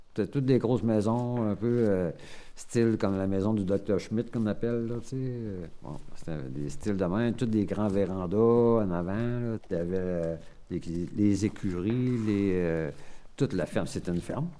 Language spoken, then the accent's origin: French; Anticosti Island, Quebec, Canada; also born or lived in Montreal; Je suis natif de Montréal, mais été élevé ici par mes grands-parents. Je suis arrivé à l'île Anticosti à l'âge de 4 mois